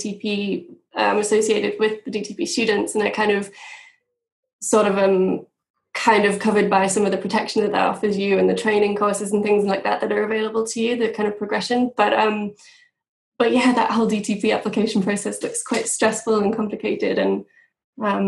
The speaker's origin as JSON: {"language": "English", "region": "Yorkshire and the Humber", "country": "United Kingdom", "tie": "born or raised there", "also_born_or_lived": "Manchester", "moved": "as an adult", "said": "I'm from the UK. I'm from the Northeast, in North Yorkshire."}